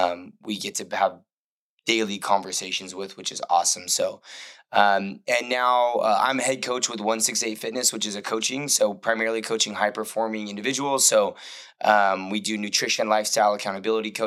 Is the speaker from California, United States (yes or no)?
yes; Port Hueneme, California, United States; I'm from Port Hueneme, but Port Hueneme is a really small town that everyone thinks is Oxnard. It's like a small little Navy town in Southern California.